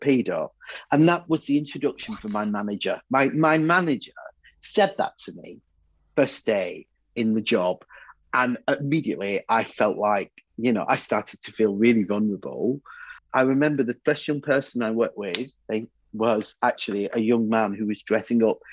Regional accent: Bury, North West England, United Kingdom; I come from Bury

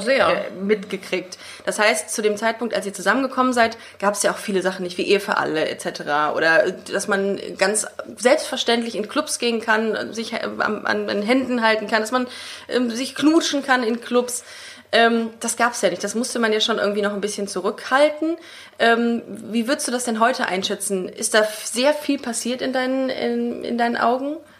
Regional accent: Düsseldorf, North Rhine-Westphalia, Germany; meiner Geburtsstadt auf in Düsseldorf

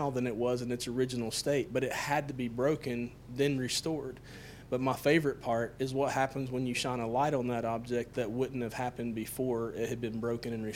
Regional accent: Tennessee, United States; I grew up in Tennessee

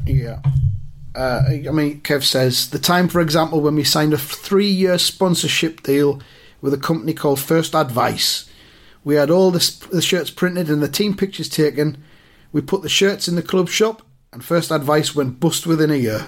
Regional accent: around Newcastle, North East England, United Kingdom; I was growing up around the Newcastle

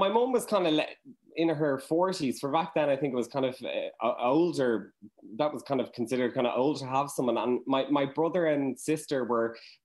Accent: Dublin, Leinster, Ireland; I'm from Churchtown

